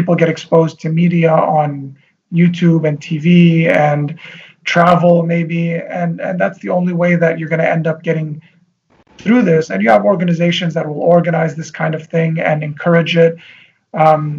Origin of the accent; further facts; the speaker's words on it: Tripoli, North Governorate, Lebanon; I know people that I grew up with in Tripoli